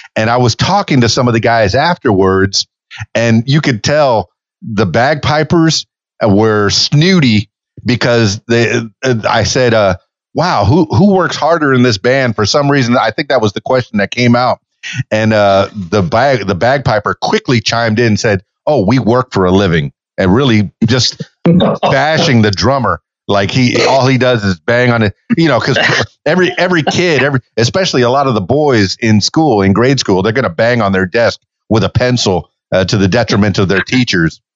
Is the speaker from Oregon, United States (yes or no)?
no; Miami, Florida, United States; born and raised in Miami, Florida.